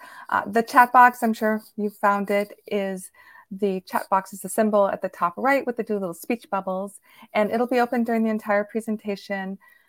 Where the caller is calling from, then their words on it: Virginia, United States; And I'm Virginia, so I'm coming in from outside of Washington, D.C.